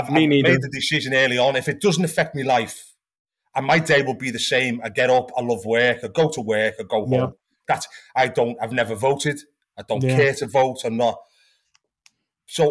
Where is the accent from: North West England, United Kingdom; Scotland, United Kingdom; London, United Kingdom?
North West England, United Kingdom; Liverpool; moved away as an adult; now in New England, United States; I'm from Liverpool originally